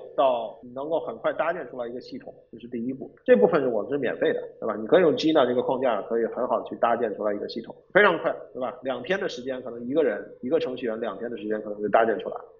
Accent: Beijing, China; also born or lived in Shenzhen; 因为我本身是北京人，所以说北京我也比较熟悉

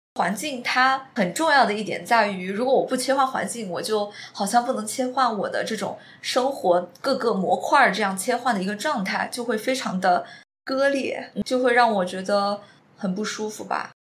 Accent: Chongqing, China; moved away as an adult; also born or lived in Singapore; 我是在新加坡，然后回到了重庆。我是在苏州。相当于我们两个现在都是在重庆。对重庆是我们的家乡

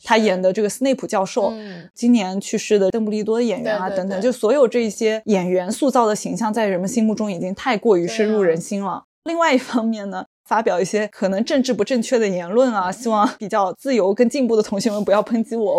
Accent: China; 作为一个中国人，我觉得非常遗憾的一点是

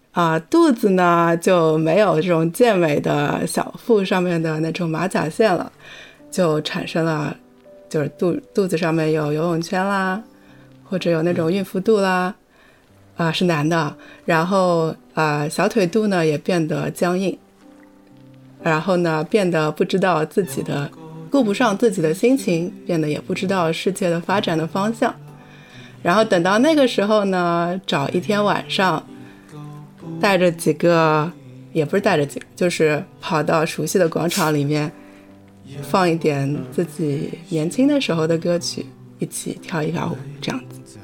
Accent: Ningbo, Zhejiang, China; 我老家是宁波的嘛

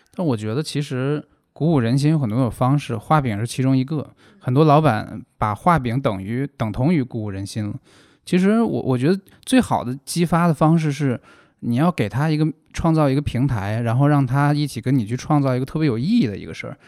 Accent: Hebei, China; 因为我是河北人

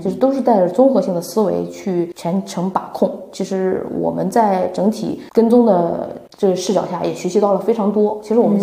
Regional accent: northern China, China; now in Shanghai, China; 我是北方人

